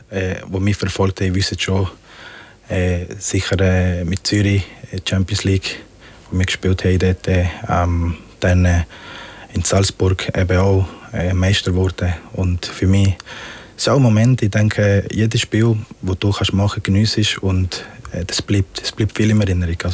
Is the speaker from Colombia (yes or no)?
yes; Magdalena, Colombia; Ich bin auch ganz äh, am Strand mit meinen Großeltern aufgewachsen. In äh, Parque Tayrona heißt es.